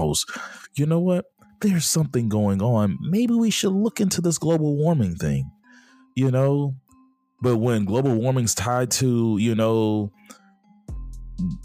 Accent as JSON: {"language": "English", "country": "United States"}